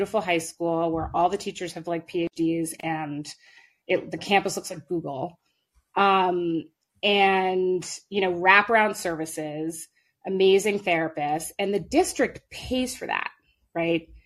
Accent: New York City, New York, United States; now in Marblehead, United States; I'm like from Park Slope and now I live in Marblehead

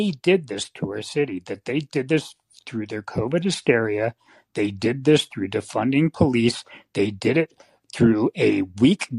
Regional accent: Bay Area, California, United States; I grew up in the Bay Area. I was the first generation to grow up in the Bay Area of my family

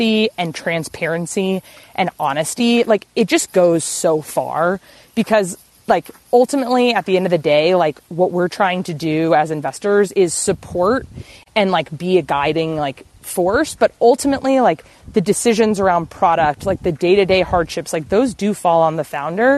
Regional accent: Texas, United States; moved away; also born or lived in Bozeman, Montana; growing up in Texas, I was like the only, I was in the super, super small town

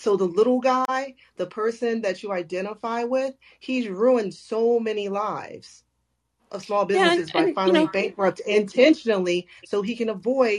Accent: Germany; also born or lived in Chicago, United States; I was born here in the U.S., but I was raised in Germany. But I was born in Chicago, Illinois.

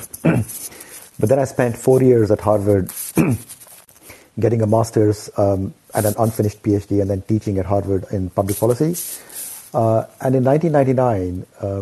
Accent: Ranchi, Jharkhand, India; moved away; I grew up in Ranchi

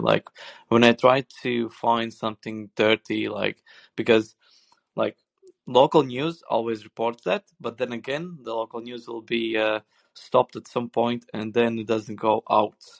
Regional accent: Sweden

